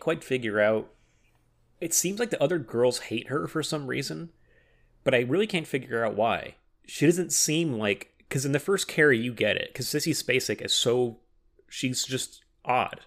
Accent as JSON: {"language": "English", "town": "Oxnard", "region": "California", "country": "United States", "tie": "born or raised there", "lives_now": "Los Angeles, United States", "said": "my hometown of Oxnard"}